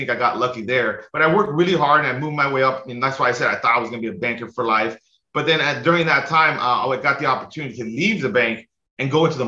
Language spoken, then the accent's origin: English; Los Angeles, California, United States; now in Hawaii, United States; So I grew up in the San Fernando Valley in like Los Angeles, pretty much the suburbs of Los Angeles